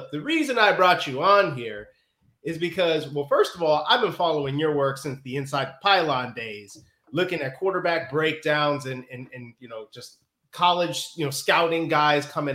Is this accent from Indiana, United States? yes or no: yes; Northwest Indiana, United States; accent: Chicago; also born or lived in Chicago; So I grew up in Northwest Indiana, technically. So I was about 35 minutes outside of Chicago.